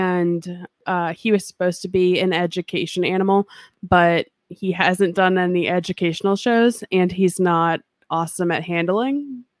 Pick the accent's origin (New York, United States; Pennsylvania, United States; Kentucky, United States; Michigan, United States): Kentucky, United States; also born or lived in Ohio; I'm technically from Kentucky. I'm Kentuckian.